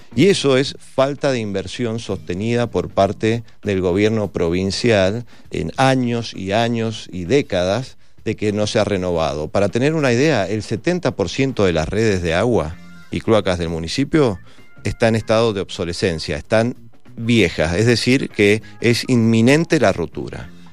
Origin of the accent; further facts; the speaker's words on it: Mendoza, Argentina; los mendocinos vamos a tener otra instancia de votación